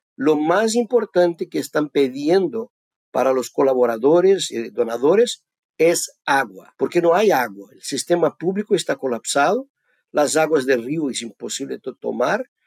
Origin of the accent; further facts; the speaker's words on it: Brazil; also born or lived in Davis, California, United States / Athens, Georgia, United States; Mi origen, yo soy brasileño, vivo acá en el sur de Brasil